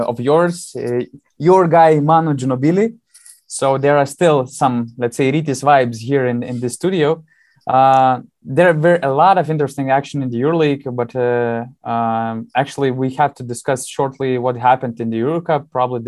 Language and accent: English; Panevėžys, Panevėžys County, Lithuania; Lietkabelis, my hometown team